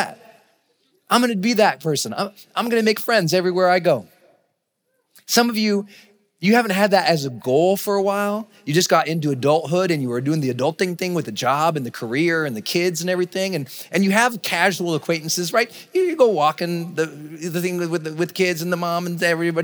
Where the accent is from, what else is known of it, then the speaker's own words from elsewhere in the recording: Montana, United States; moved away as an adult; also born or lived in San Francisco, California; we're from Montana